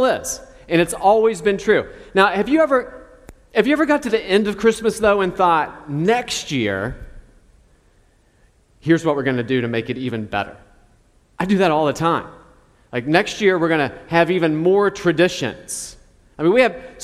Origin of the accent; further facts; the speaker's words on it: Charleston, West Virginia, United States; where I grew up in Charleston, West Virginia